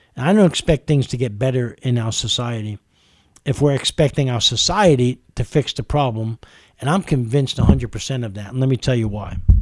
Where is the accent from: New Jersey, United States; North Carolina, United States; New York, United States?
New York, United States; New York City; moved away as an adult; also born or lived in California; now in Kentucky, United States; I grew up in New York City, the melting pot of the world with every culture, color, and race